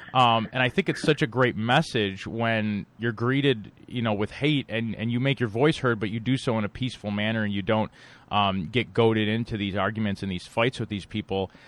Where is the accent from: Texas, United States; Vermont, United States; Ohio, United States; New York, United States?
New York, United States; Buffalo; Buffalo, which I know well because it's my hometown. I still live here